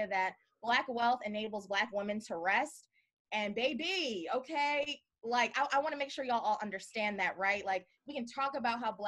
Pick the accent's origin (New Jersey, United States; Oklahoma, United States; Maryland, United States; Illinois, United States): Maryland, United States; Baltimore; I'm from Baltimore